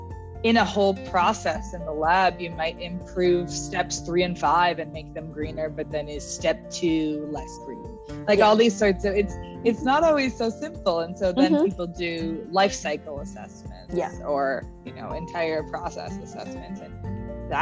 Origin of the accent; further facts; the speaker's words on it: Winnipeg, Manitoba, Canada; now in Toronto, Canada; I'm from Winnipeg, which is right in the middle of Canada, for those who don't know. And my high school was just a regular public high school